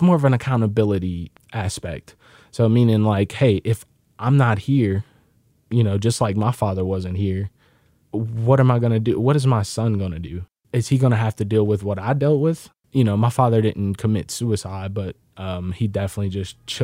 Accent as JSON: {"language": "English", "region": "the South", "country": "United States", "said": "I am from the South."}